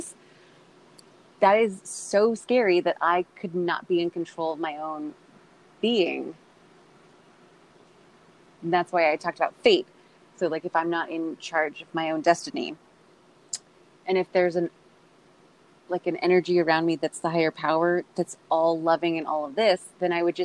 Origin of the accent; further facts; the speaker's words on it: Orange County, California, United States; we're both from Orange County